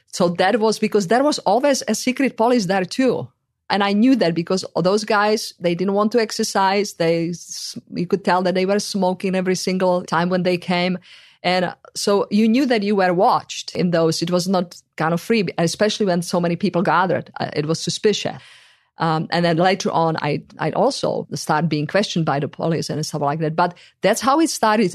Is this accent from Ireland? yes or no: no; Czechia; moved away; in the country where I come from